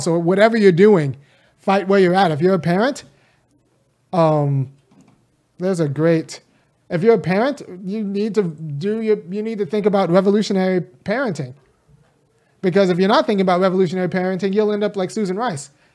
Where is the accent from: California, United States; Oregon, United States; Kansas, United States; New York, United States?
California, United States; also born or lived in Bay Area, California / Chicago / Boston; I'm from California, state run by Democrats